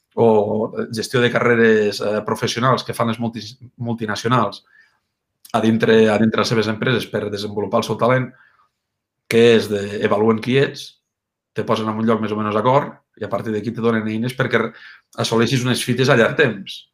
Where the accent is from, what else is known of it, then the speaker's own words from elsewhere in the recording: Mollerussa, Catalonia, Spain; A Mollerussa. Mollerussa, Lleida, i Catalunya.